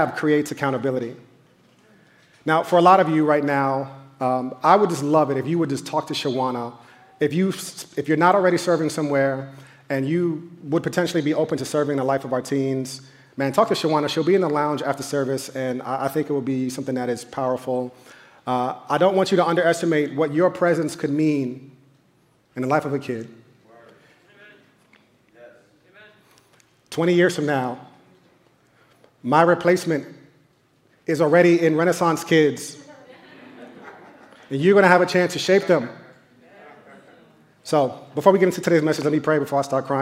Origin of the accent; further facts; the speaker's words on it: New York, United States; I grew up in New York